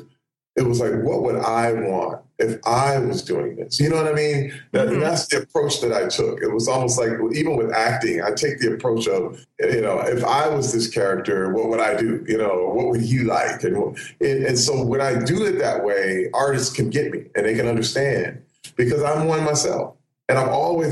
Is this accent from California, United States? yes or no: no; Flint, Michigan, United States; I grew up in Flint, Michigan, but as a kid, I was an artist